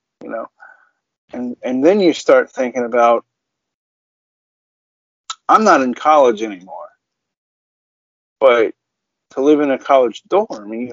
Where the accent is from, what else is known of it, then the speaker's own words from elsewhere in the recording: United States; I'm an American